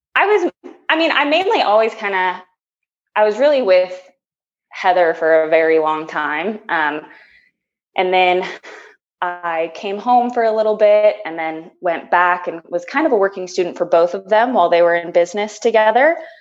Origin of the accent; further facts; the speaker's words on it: Keller, Texas, United States; also born or lived in Phoenix, Arizona; And then I moved to Keller, Texas in fourth grade